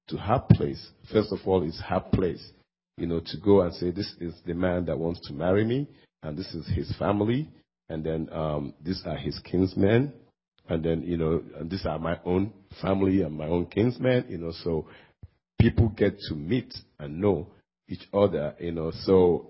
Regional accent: Nigeria; moved away; I happen to come from another culture. I come from Nigeria. In West Africa, and back where I come from

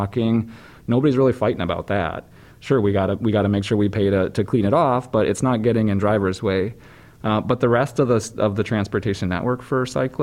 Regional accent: Wisconsin, United States; I grew up in Wisconsin

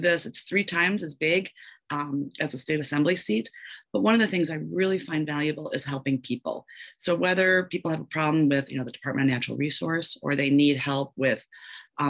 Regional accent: Madison, Wisconsin, United States; I grew up on Madison's East Side.

